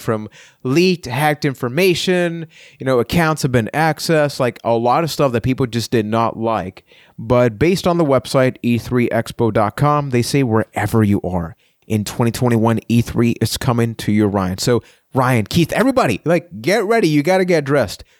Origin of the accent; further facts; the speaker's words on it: Puerto Rico; I'm from Puerto Rico